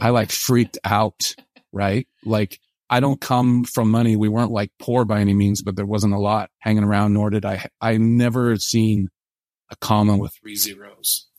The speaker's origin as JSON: {"language": "English", "town": "Portland", "region": "Oregon", "country": "United States", "moved": "as an adult", "lives_now": "Provo, United States", "said": "I'm from Portland, Oregon"}